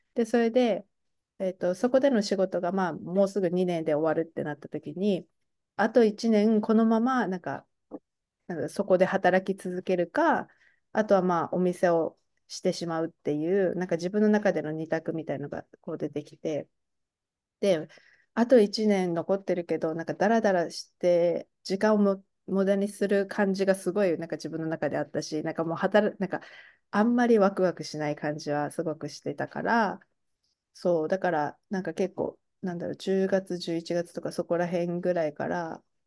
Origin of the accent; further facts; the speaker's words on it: Tochigi, Japan; also born or lived in United States / Taiwan / Mashiko, Tochigi; 私の出身もまあ栃木県で、もうちょっとなんか田舎っていうか、あんまり全然なんか有名じゃないっていうか、まあ、田舎に住んでいたので